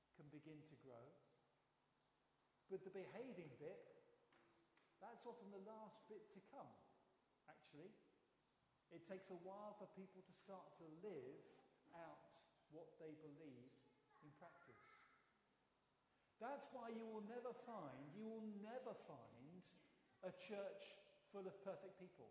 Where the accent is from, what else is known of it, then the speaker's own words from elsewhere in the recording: London, United Kingdom; I'm a Londoner